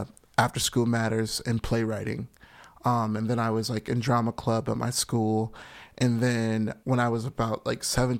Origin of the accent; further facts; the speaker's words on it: Chicago, Illinois, United States; I grew up on the West Side